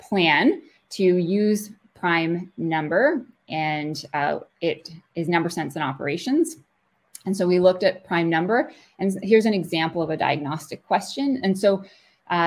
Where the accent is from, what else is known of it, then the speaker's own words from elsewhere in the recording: Kingston, Ontario, Canada; I grew up in Kingston and went to school, University at Queen's, for a math degree